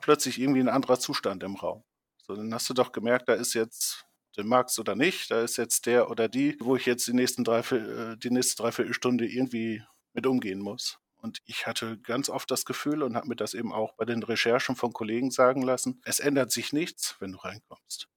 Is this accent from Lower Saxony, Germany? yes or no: yes; Leer, Lower Saxony, Germany; hier in der Nähe äh, meiner Heimatstadt Leer eine Oberschule